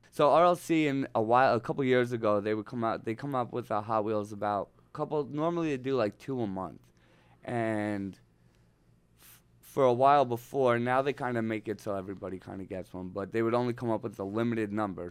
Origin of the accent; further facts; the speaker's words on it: Northeast, United States; now in Los Angeles, United States; I'm from the Northeast